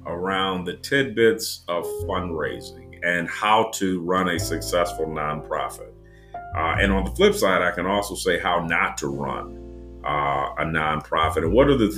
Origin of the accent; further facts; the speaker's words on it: Detroit, Michigan, United States; moved away; I'm originally from Detroit, Michigan